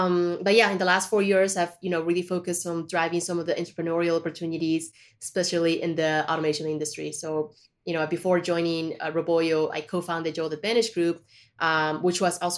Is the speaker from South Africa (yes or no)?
no; Colombia; also born or lived in China; I was born in China, but I was raised in Colombia, right?